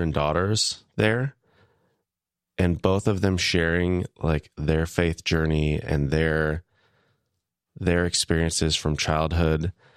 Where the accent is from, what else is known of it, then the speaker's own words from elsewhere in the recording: Wichita, Kansas, United States; moved away; my hometown, Wichita, Kansas